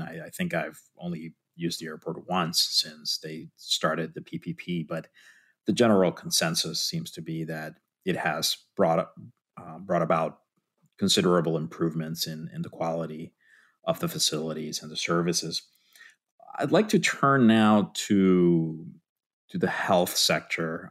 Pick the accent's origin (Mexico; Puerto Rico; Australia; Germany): Puerto Rico; moved away; I'm originally from Puerto Rico